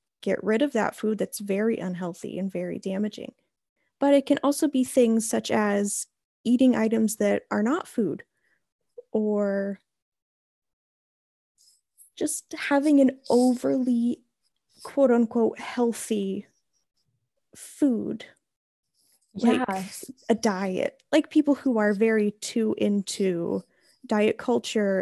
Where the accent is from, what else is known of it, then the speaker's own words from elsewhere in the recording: Houlton, Maine, United States; I am from Holton, Maine, which is a very, very small town in northern Maine